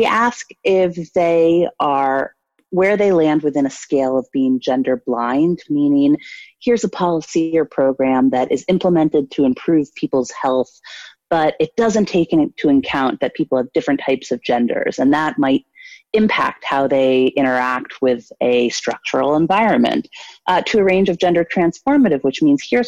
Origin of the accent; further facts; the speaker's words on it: Washington, District of Columbia, United States; moved away as an adult; now in New York, United States; I grew up in Washington, D.C.